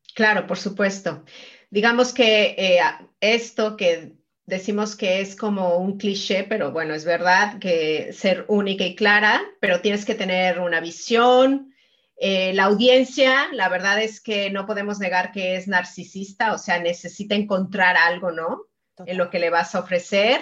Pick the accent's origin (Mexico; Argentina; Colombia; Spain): Mexico; yo soy mexicana